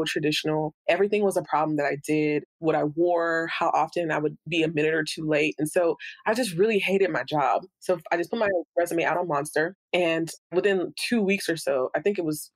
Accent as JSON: {"language": "English", "country": "United States", "tie": "born or raised there", "also_born_or_lived": "Bahamas / Haiti (ancestry)", "said": "we immigrated to the U.S., my mother and I only"}